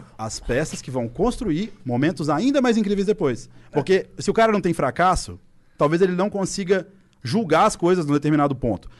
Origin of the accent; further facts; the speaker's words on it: Belo Horizonte, Minas Gerais, Brazil; Tem a U F M G, que é em B H, minha cidade natal, meus pais, meus amigos